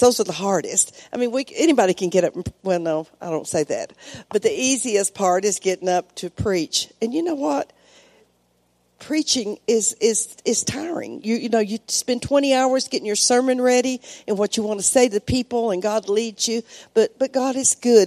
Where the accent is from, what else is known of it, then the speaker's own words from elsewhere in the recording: United States; moved away as an adult; now in Mexico; I'm still American, uh, especially outside, but I always say I have a Mexican heart it, because I've been there 32 years.